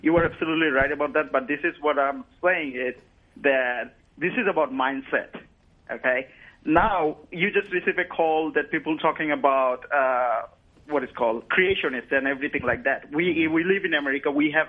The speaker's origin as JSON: {"language": "English", "country": "Bangladesh", "moved": "yes", "said": "I'm from Bangladesh"}